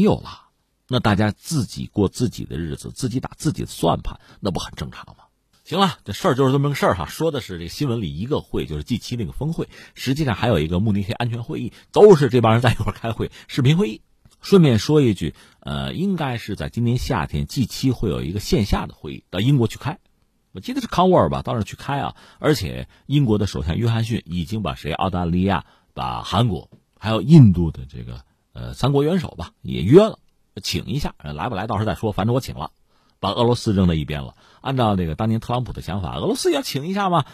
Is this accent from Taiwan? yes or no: no; China; 我们中国人